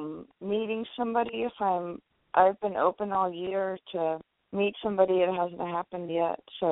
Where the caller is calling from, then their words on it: the Bay Area, California, United States; I am calling from the Bay Area.